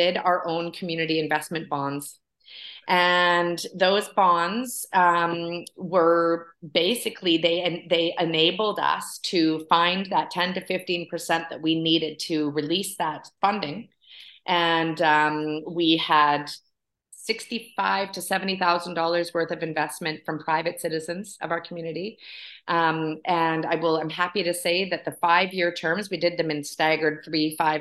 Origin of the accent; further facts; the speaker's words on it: Vancouver Island, British Columbia, Canada; moved away as an adult; also born or lived in Haida Gwaii, Canada; now in Huntsville, Canada; I was raised on Vancouver Island, and then I lived up in Haida Gwaii for 20 years before I moved here.